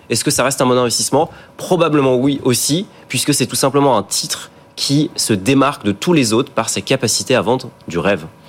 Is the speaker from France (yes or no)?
yes; France